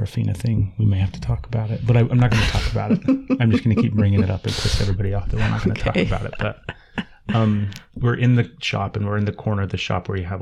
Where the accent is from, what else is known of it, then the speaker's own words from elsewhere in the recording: Utah, United States; I'm from Utah and my kids are in Utah